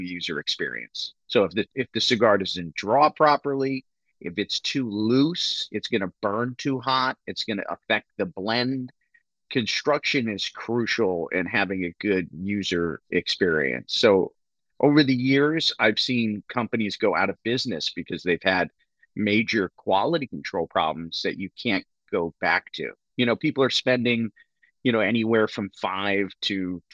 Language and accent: English; Connecticut, United States; also born or lived in Nicaragua; So Connecticut, I'm from Connecticut